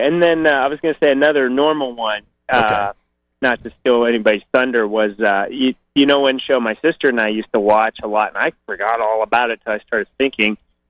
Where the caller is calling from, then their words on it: Boise, Idaho, United States; I'm calling from Boise, Idaho.